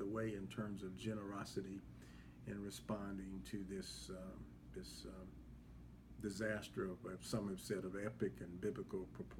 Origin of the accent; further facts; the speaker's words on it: Chicago, Illinois, United States; moved away as an adult; also born or lived in Cleveland, Ohio / Indiana; I'm originally from Chicago. Came out of a small membership congregation in the city of Chicago.